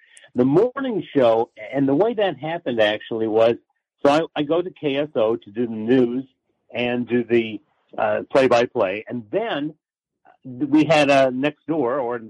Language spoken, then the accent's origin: English; Kansas City, United States; moved away as an adult; also born or lived in Des Moines; I'm a Midwesterner, as you know. I grew up in Kansas City. So my parents lived in Kansas City